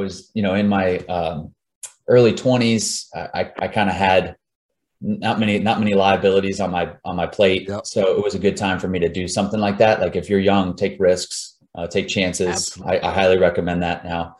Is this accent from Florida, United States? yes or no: yes; Jacksonville, Florida, United States; also born or lived in Tallahassee, Florida; So I'm originally from Florida, grew up in Jacksonville, went to school at Tallahassee, Florida State, met my wife down in South Florida